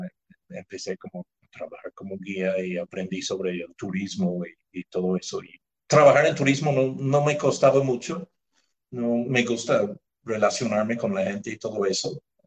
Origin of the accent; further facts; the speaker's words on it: near Belfast, Northern Ireland, United Kingdom; Spanish is a second language; moved away as an adult; also born or lived in Mérida, Venezuela / Ecuador; now in Nariño, Colombia; Nací en Irlanda del Norte, nací de doble nacionalidad, porque en Irlanda del Norte, como ya saben, hay, hay dos países que reclaman ese territorio. Nací cerca del pueblo de Belfast